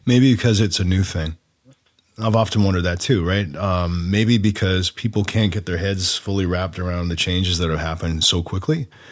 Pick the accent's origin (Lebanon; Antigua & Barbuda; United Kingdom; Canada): Canada; Oshawa, Ontario; also born or lived in Orono, Ontario; I grew up in Oshawa and Orno, all those places